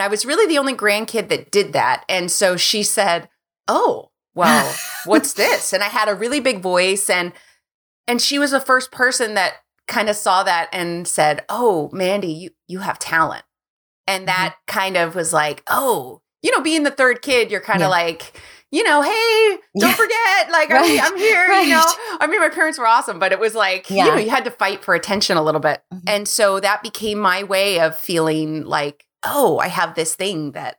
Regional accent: California, United States; Yeah, I grew up in California, in Southern California.

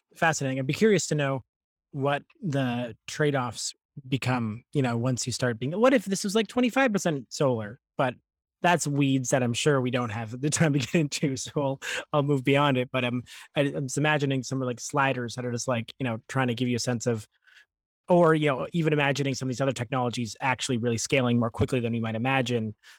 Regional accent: Ontario, Canada; I grew up in Ontario during sort of this time of the Green Energy Act

